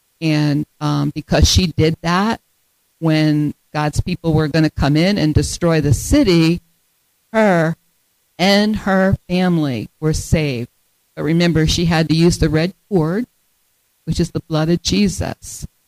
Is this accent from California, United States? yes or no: no; Delaware, United States; now in Michigan, United States; because we moved to Michigan 8 years ago. I came from Delaware. Delaware has three counties. Michigan has 83.